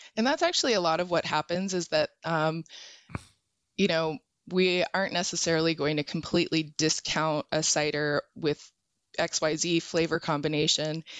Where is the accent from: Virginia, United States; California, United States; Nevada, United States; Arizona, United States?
Arizona, United States; I'm from Arizona